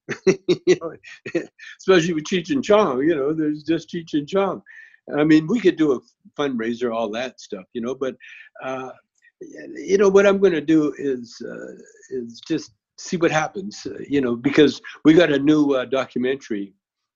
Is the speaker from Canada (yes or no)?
yes; Canada; moved away; I grew up in Canada